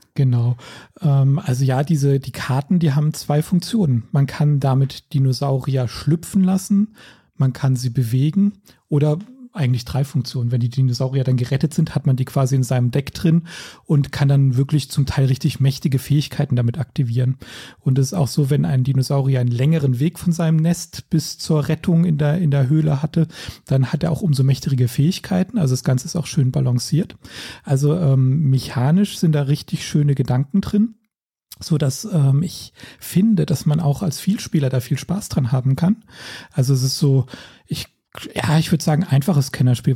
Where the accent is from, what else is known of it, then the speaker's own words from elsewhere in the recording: Rhineland-Palatinate, Germany; ich bin ja auch in der Pfalz aufgewachsen